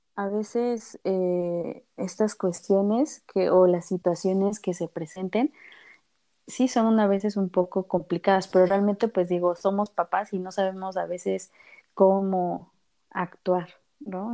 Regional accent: Mexico City, Mexico; yo soy de aquí, de la Ciudad de México

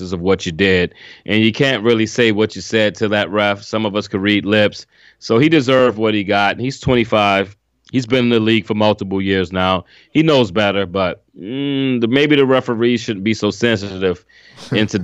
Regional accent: Louisiana, United States; I'm from down south. I know how it is. I'm from Louisiana

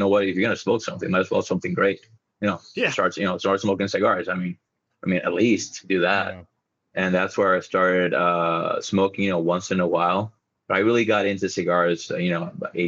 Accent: La Romana, Dominican Republic; La Romana, or my hometown

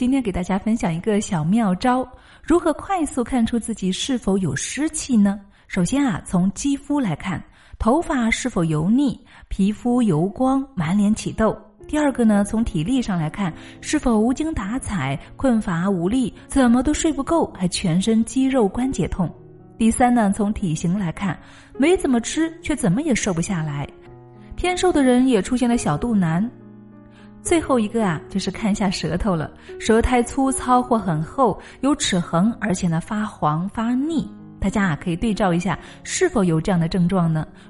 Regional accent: Hunan, China; accent: Hunan; 我记得那个时候我是刚刚接触的，我是湖南人，口音特别的重，所以啊，我对自己很没有信心。

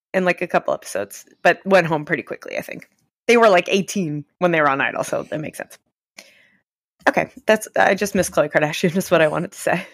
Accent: New York City, New York, United States; I'm trash from Staten Island

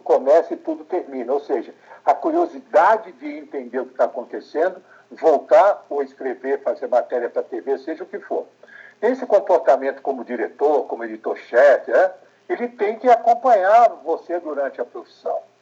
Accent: São Paulo, Brazil; Eu nasci em São Paulo, eh, em 1948

